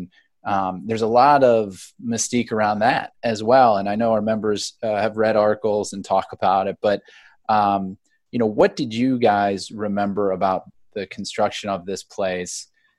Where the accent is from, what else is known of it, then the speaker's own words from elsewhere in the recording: Akron, Ohio, United States; I grew up in Akron, Ohio.